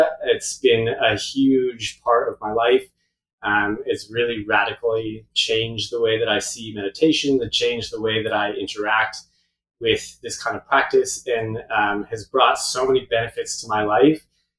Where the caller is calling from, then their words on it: Pemberton, British Columbia, Canada; I'm currently calling from my studio in Pemberton, BC, which is just north of Vancouver, Whistler area, our little kind of nook in the middle of the mountains.